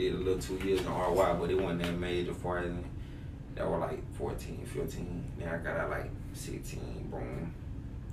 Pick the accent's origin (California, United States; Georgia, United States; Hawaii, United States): Georgia, United States; Macon; I'm from Macon, Georgia. You know, the west side to be exact. Bellevue to be exact.